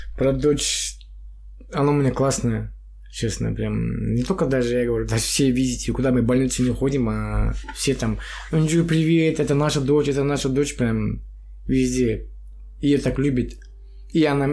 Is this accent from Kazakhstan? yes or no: yes; Kentau, Turkestan Region, Kazakhstan; moved away as an adult; now in Astana, Kazakhstan; я вообще родился в Чемпионской области. Сейчас Туркестанская область, город Кентау. С 2010 года живу в Астане